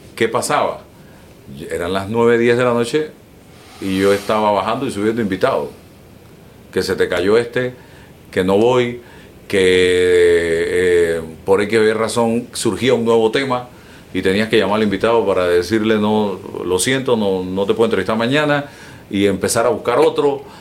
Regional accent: Panama; como panameño y como periodista

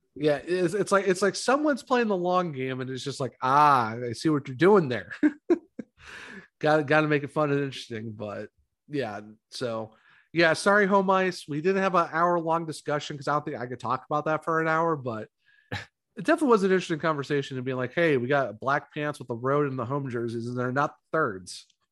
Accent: Ohio, United States; I'm from Ohio

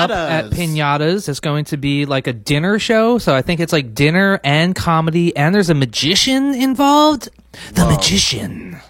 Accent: Philadelphia, Pennsylvania, United States; Charleston Chews are from my hometown of Philadelphia.

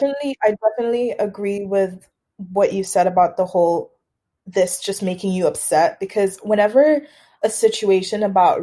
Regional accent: Tanzania; So I was like, oh yeah, I'm from Tanzania, whatever. Everyone associates Tanzania, East Africa in general, with the Lion King.

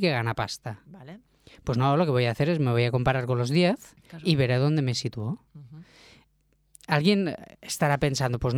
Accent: Catalonia, Spain; yo porque soy un catalán se llama bocamoy

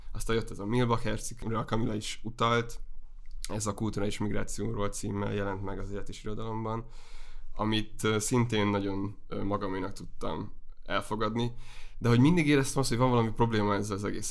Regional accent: Heves, Hungary; moved away as an adult; also born or lived in Debrecen / Budapest; én Heves megyéből származom, viszonylag sokszor költöztünk a megyén belül, és aztán Egerben jártam gimnáziumba

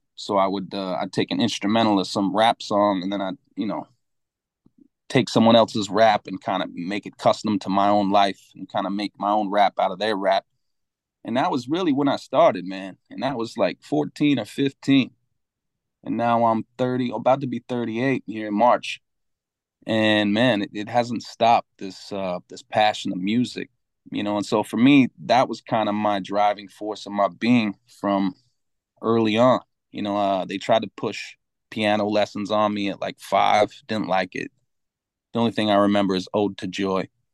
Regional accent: Salt Lake City, Utah, United States; moved away as an adult; now in New York, United States; growing up in Utah is where I'm from. Salt Lake City

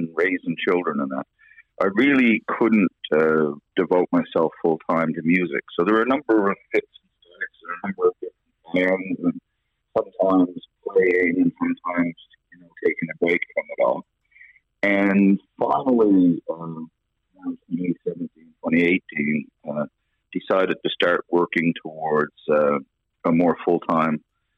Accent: Corner Brook, Newfoundland and Labrador, Canada; I grew up in a part of Cornerbrook called Humbermouth on Peddle's Lane

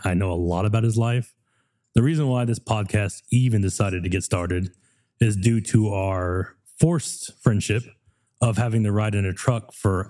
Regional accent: Texas, United States; I am a native Texan. My dad drove my mom from Virginia, 9 months pregnant, just so I could be born in Texas.

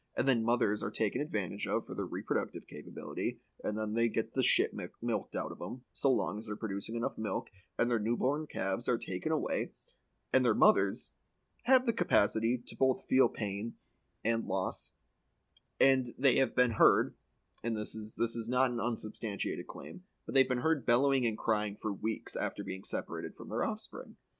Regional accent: Midwest, United States; I'm from the Midwest

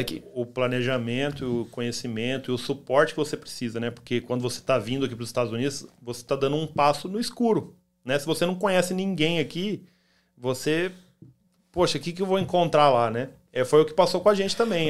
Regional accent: Campo Grande, Mato Grosso do Sul, Brazil; now in United States; Eu sou de Campo Grande, Mato Grosso do Sul

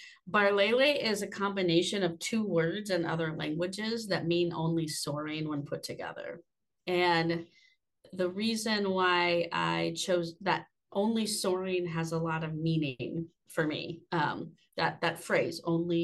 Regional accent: Austin, Texas, United States; moved away as an adult; now in Boone, United States; I am a Texas girl at heart. I grew up in Austin, Texas, and I moved to the mountains in 2019

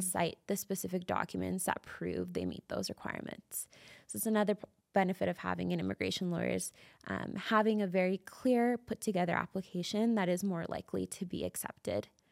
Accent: Calgary, Alberta, Canada; also born or lived in Toronto; I grew up in Calgary my whole life, and I love it here. I, I lived in Toronto for some time and ended up moving back to Calgary.

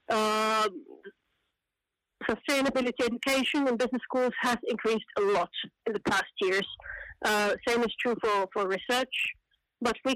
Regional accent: Finland; come from Finland, where I'm also working working now for, for a longer time.

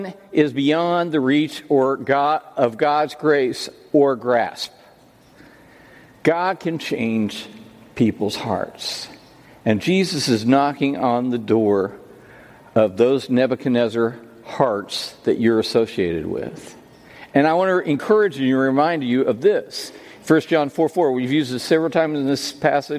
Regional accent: United States; I was born in America

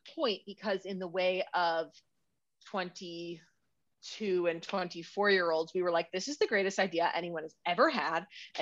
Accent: Chicago, Illinois, United States; moved away as an adult; now in Los Angeles, United States; we're originally from Chicago, but I have been living in Los Angeles ever since I went to college

